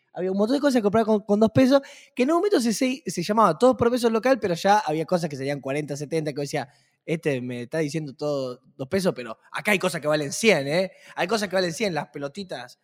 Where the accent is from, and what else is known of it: Argentina